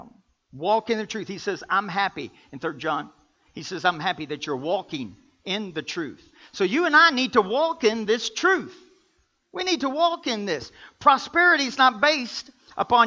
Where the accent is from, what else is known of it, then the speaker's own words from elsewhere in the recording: Kentucky, United States; I'm from Kentucky.